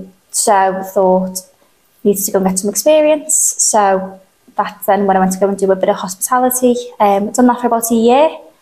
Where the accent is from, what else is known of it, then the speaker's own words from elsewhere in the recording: Aughton, North West England, United Kingdom; So I've lived in Aughton my whole life.